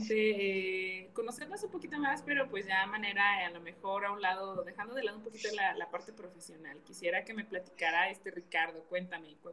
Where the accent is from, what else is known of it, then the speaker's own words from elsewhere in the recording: Mexico; Me encantan los taquitos como buena mexicana, me gustan mucho.